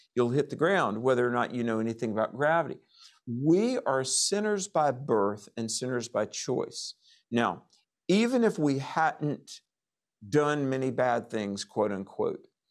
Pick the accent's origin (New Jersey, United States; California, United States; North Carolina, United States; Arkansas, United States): North Carolina, United States; my home state of North Carolina